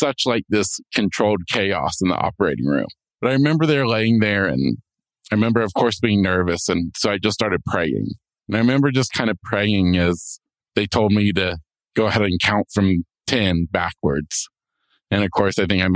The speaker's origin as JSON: {"language": "English", "region": "Florida", "country": "United States", "said": "I'm from Florida"}